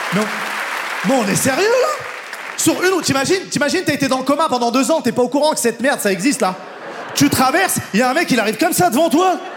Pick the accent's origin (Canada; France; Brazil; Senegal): France; moi je suis français